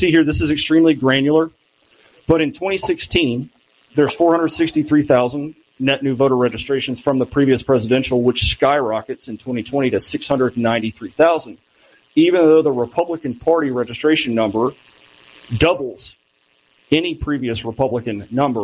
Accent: Texas, United States; I'm from Texas

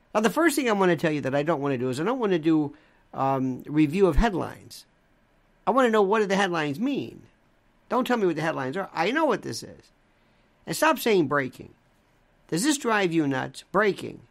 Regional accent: Tampa, Florida, United States; I was born in Ybor City. Second generation, Ybor City

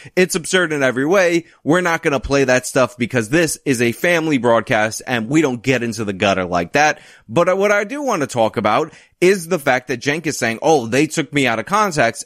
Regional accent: New York City, New York, United States; I'm a New York City kid, and growing up in New York City

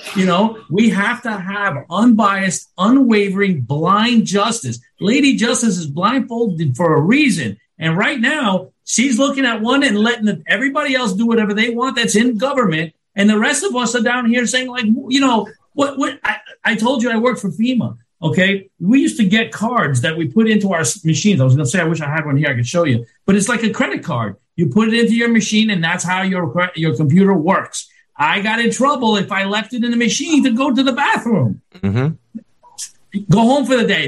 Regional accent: New York, United States; now in Florida, United States; I'm from New York

